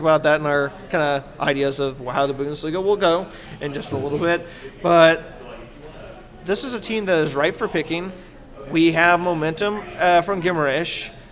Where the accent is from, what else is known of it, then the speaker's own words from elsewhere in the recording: United States; as an American